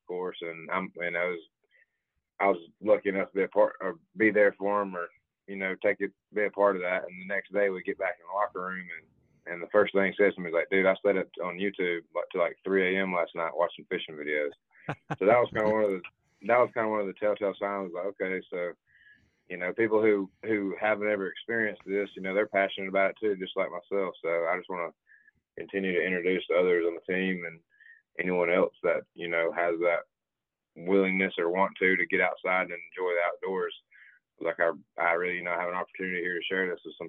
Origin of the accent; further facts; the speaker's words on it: Subligna, Georgia, United States; There's a small town called Subligna right outside of Rome. That's where I live at, and I grew up there